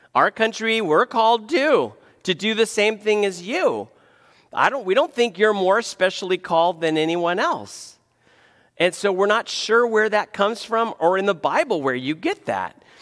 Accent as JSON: {"language": "English", "country": "United States", "said": "as an American"}